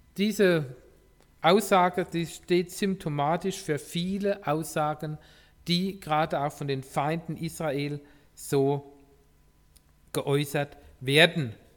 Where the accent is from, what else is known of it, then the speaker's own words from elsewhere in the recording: Germany; wir als Deutsche